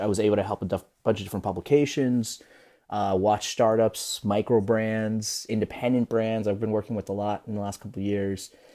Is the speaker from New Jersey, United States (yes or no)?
yes; New Jersey, United States; I'm Peruvian and I'm from New Jersey, but I am technically s, part Spaniard